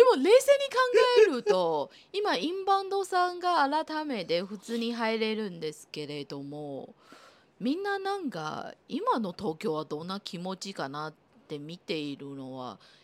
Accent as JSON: {"language": "Japanese", "country": "Taiwan", "tie": "born or raised there", "second_language": "Japanese", "moved": "yes", "lives_now": "Japan", "said": "私台湾出身の人間ですから"}